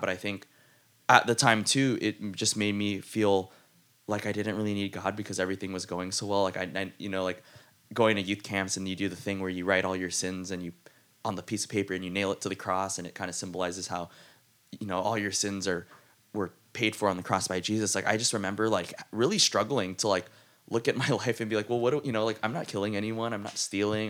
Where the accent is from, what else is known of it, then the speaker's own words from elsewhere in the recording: South San Francisco, California, United States; South San Francisco